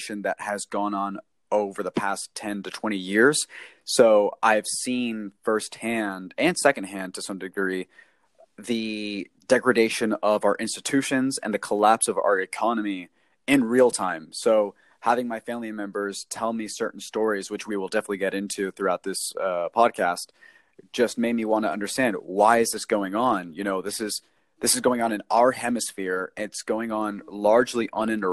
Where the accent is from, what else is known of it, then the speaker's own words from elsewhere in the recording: Texas, United States; I grew up here in the United States, in Texas to be exact